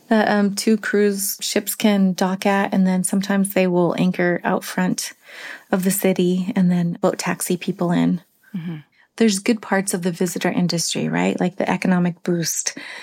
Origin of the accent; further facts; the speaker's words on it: Yakutat, Alaska, United States; Growing up in Yakutat